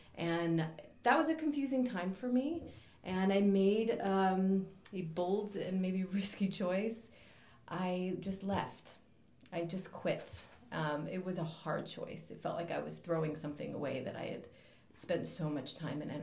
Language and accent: English; Los Angeles, California, United States; moved away as an adult; now in Amsterdam, Netherlands; I was born and raised in Los Angeles